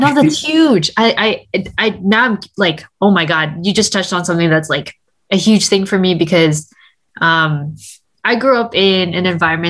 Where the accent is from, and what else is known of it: Canada; born or raised there